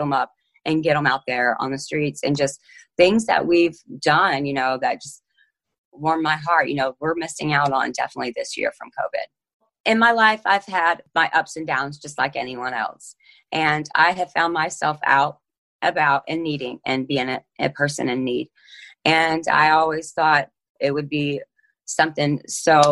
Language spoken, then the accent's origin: English; Elkhart, Indiana, United States; I'm 34 years old, and I'm from Elkhart, Indiana